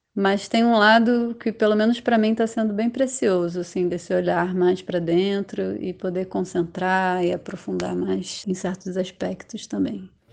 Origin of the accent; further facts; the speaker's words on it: Rio de Janeiro, Brazil; moved away as an adult; now in São Paulo, Brazil; Atualmente moro em São Paulo, eu sou do Rio de Janeiro, mas estou aqui nos últimos dois anos